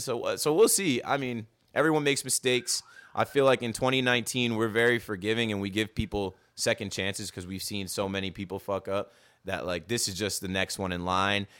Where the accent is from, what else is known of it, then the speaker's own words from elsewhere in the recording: Ocean Township, New Jersey, United States; I'm coming from Ocean Township, New Jersey, where we did play baseball